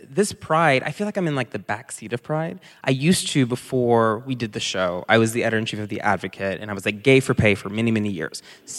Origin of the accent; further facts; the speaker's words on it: the South, United States; You are black, and we grew up in the South, so you can talk to us.